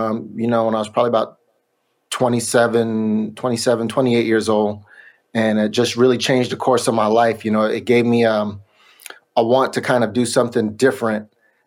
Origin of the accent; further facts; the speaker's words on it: Sacramento, California, United States; I'm from Sacramento, but we got hooked up with a label in the Bay Area.